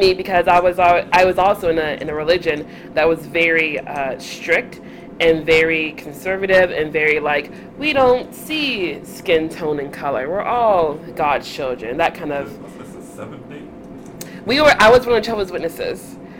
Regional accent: Montgomery, Alabama, United States; moved away; also born or lived in Southern California; I am from Montgomery, Alabama. I am a proud Southerner, although I recently moved here from Southern California area.

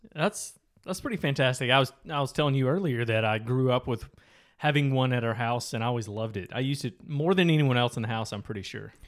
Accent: Michigan, United States; growing up in Michigan

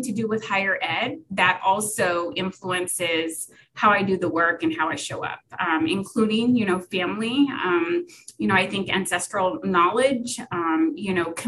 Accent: Southern California, United States; also born or lived in Berkeley, California / Long Beach, California; I'm actually originally from Southern California, born and raised

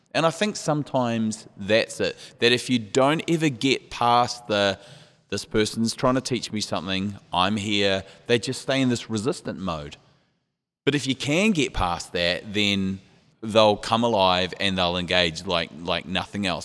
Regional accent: New Zealand; moved away; we're from New Zealand, which is down under

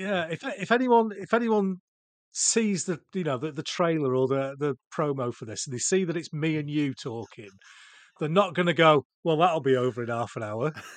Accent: Cheshire, North West England, United Kingdom; now in Yorkshire, United Kingdom; I was born in Cheshire

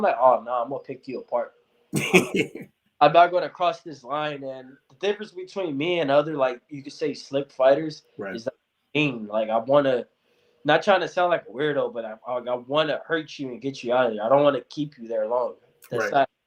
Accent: California, United States; I'm from California

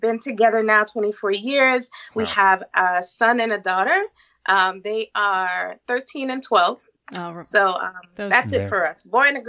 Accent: U.S. Virgin Islands; We're both originally from the Virgin Islands.

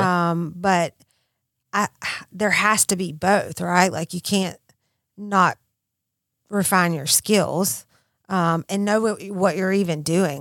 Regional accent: Mississippi, United States; I'm from Mississippi

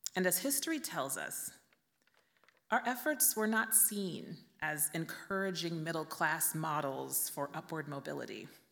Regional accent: Vallejo, California, United States; my hometown of Vallejo, California

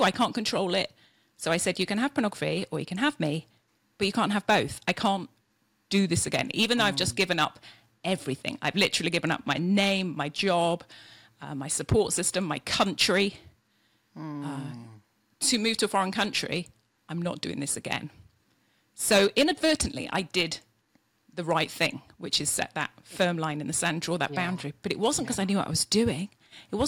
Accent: Yorkshire and the Humber, United Kingdom; also born or lived in California; now in Idaho, United States; From Yorkshire in England

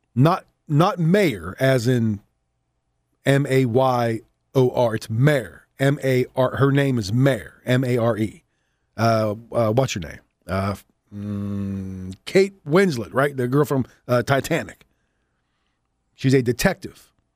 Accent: Southwest Pennsylvania, United States; accent: Johnstown; I have that accent. That's how I guess where I grew up. I grew up in Southwest Pennsylvania

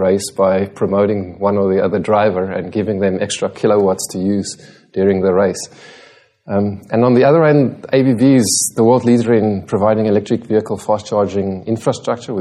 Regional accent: South Africa; moved away as an adult; now in Singapore; I'm South African.

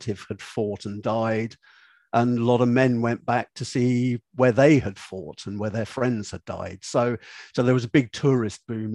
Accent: United Kingdom; being British

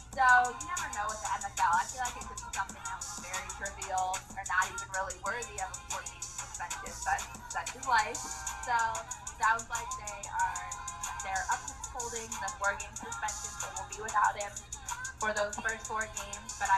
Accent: South Florida, United States; moved away as an adult; also born or lived in Washington, D.C.; now in Metairie, United States; I grew up actually in South Florida, so I'm a transplant

